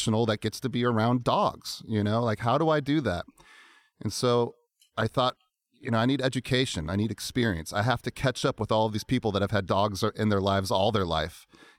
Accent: Alaska, United States; also born or lived in Virginia / Seattle; I was originally from Alaska. Family moved to Virginia, back to Seattle, back to Virginia.

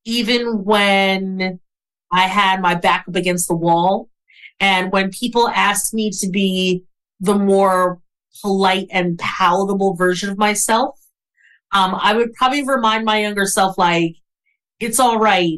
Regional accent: New York City, New York, United States; I'm from Brooklyn, New York.

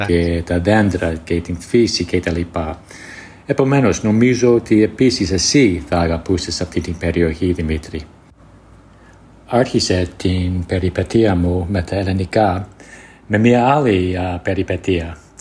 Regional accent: United States; Greek is a second language; είμαι από την Αμερική

